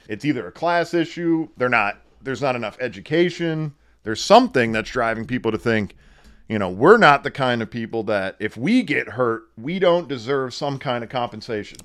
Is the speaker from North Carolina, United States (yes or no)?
no; Wilkes-Barre/Scranton area, northeastern Pennsylvania, United States; It's in northeastern Pennsylvania, Wilkes-Barre, Scranton area